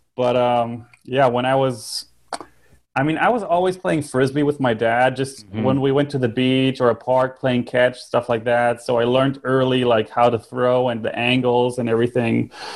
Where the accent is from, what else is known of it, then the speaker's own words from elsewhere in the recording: Northern Germany, Germany; I was born and raised in Germany, so I lived my ent- entire life in uh, northern Germany